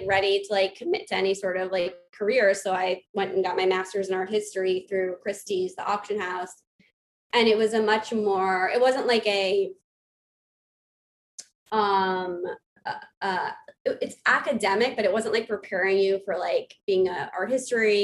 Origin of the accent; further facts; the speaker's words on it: New York City, New York, United States; I grew up on the Upper East Side, Manhattan